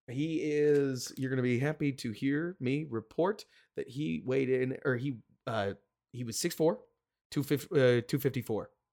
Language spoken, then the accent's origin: English; Dallas, Texas, United States; I'm from Dallas